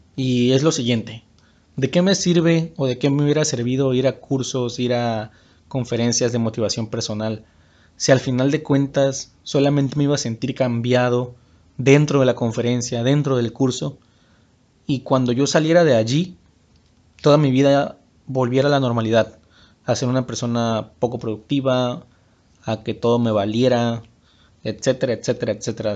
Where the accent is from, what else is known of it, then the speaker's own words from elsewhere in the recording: Huimanguillo, Tabasco, Mexico; moved away as an adult; also born or lived in Villahermosa; yo soy originario de Huimanguillo, Tabasco. Es un pueblo que está en el estado de Tabasco.